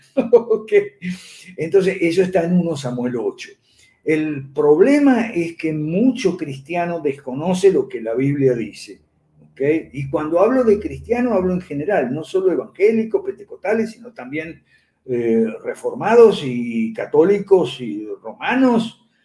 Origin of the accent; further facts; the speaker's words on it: Argentina; en mi país natal, Argentina